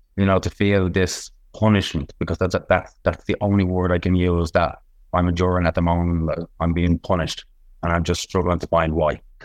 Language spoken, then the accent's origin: English; Dublin, Leinster, Ireland; I'm from Ballymun